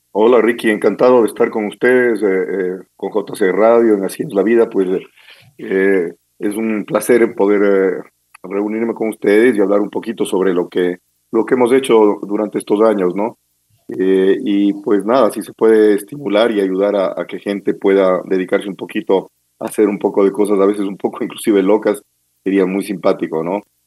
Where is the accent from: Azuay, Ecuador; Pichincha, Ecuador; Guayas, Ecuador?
Pichincha, Ecuador; Quito; yo nací en la maternidad de Isidro y ahora fui de los primeros niños que nací, entonces me siento me siento súper quiteño